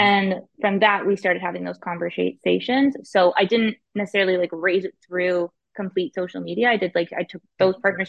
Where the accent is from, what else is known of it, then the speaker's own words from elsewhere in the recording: Ottawa, Ontario, Canada; I'm born and raised in Ottawa, Ontario.